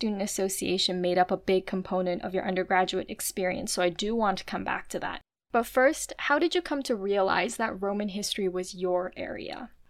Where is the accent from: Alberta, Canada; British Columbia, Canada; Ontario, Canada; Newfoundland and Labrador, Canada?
British Columbia, Canada; Vancouver; moved away as an adult; also born or lived in Montreal; I'm from Vancouver and I ended up at McGill.